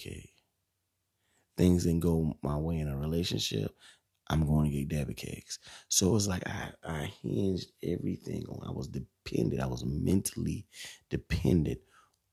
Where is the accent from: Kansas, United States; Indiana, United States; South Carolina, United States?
South Carolina, United States; Bishopville; also born or lived in Camden, South Carolina; I grew up in Bishopville, like I said, for 16 years.